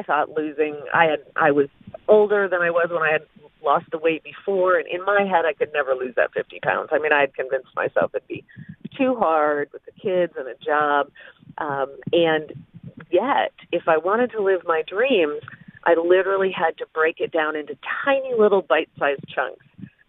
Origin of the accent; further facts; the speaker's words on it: Flint, Michigan, United States; But as I was saying about growing up in Flint, Michigan, I didn't really even think about meeting people or who I wanted to know.